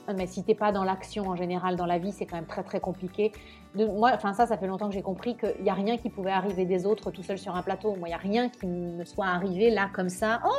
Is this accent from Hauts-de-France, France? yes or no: no; Nice, Provence-Alpes-Côte d'Azur, France; also born or lived in Normandy / Paris; now in Italy; À la base, moi, j'ai grandi dans le. Je suis normande, mais j'ai grandi dans le sud de la France, à Nice. Ouais. J'ai fini mes études à Paris, j'ai commencé à travailler à Paris, et puis je suis arrivée après.